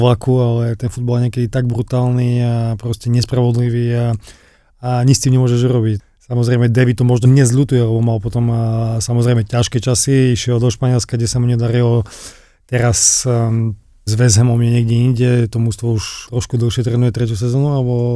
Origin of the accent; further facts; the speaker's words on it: Slovakia; moved away as an adult; also born or lived in England; now in Warsaw, Poland; ja som bol mladý zo Slovenska